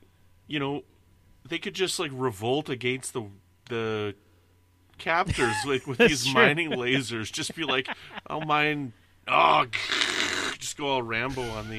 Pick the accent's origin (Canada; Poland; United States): Canada; accent: Canadian; tease me about my Canadian accent.